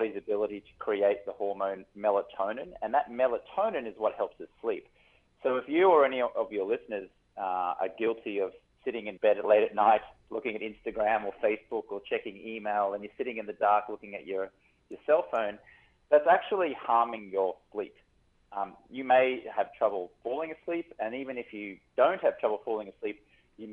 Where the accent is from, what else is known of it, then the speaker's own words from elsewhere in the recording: Brisbane, Queensland, Australia; now in Los Angeles, United States; I'm in Los Angeles, but I'm from Brisbane, Australia.